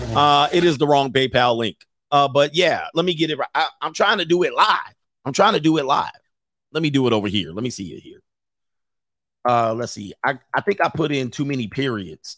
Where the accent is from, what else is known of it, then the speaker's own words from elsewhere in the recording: San Fernando Valley, California, United States; I grew up in the San Fernando Valley in my teenage years